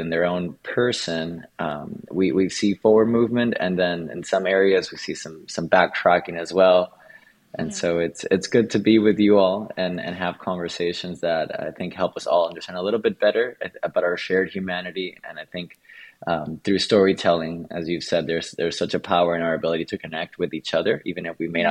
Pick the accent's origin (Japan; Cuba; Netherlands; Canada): Cuba; Antilla, Holguín; also born or lived in Havana, Cuba; I was born in Havana, Cuba, and although that's the capital of Cuba, my parents soon divorced after I was born, and I went into what's called Antilla Holguín, which is a very small fishing village in the countryside of Cuba.